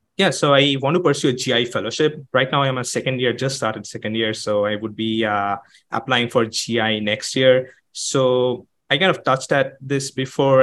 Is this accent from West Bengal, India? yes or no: yes; Kolkata, West Bengal, India; moved away as an adult; now in United States; I am from Calcutta. Not a lot of people come to the United States from Calcutta